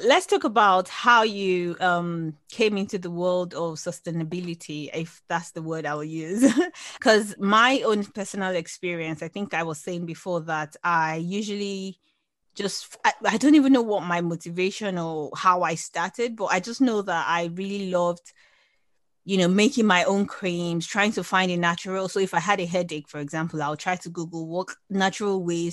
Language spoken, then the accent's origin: English; Nigeria; I'm Nigerian, and in our culture